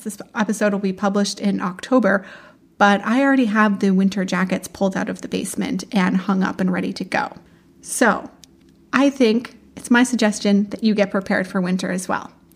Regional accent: London, Ontario, Canada; I'm from London, Ontario

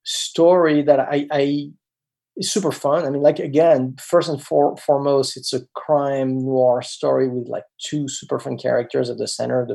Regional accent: France; moved away; when I was growing up in France

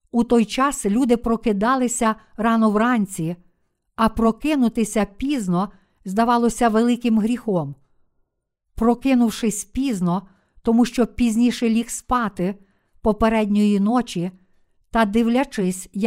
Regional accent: Busan, South Korea; Ukrainian is a second language; Я виріс в Бусані, у найбільшому портовому місті Кореї.

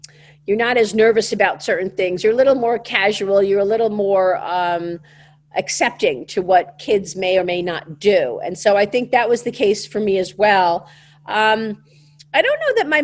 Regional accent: New York City, New York, United States; accent: Brooklyn; I wanted to leave my Brooklyn accent behind

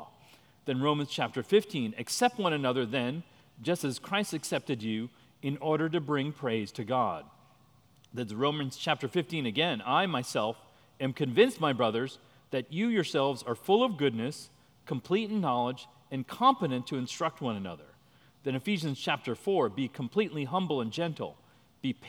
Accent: India; I'm Indian, so every other cousin is a doctor

